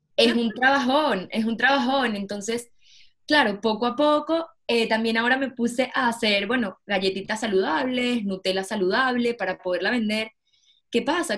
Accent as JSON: {"language": "Spanish", "country": "Venezuela", "also_born_or_lived": "Barcelona, Spain", "moved": "as an adult", "said": "Soy de Venezuela y emigré de Venezuela con 19 años, me fui a vivir a Barcelona solita."}